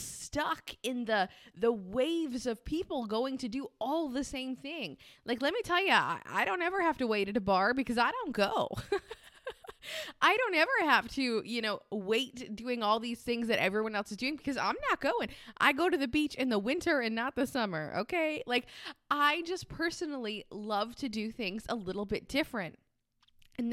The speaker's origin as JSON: {"language": "English", "region": "Rhode Island", "country": "United States", "said": "but I'm from Rhode Island, which is the smallest state in the United States. And I don't sound like I'm from Rhode Island."}